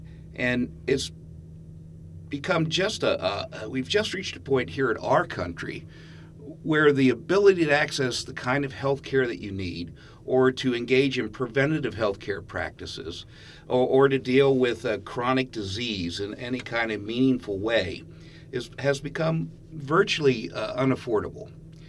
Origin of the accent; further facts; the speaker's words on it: Pennsylvania, United States; now in Ithaca, United States; Well, I'm from a little bit of everywhere, but most of my life I've spent in central Pennsylvania. Prior to moving to Ithaca, I was the executive director of a nonprofit down in central Pennsylvania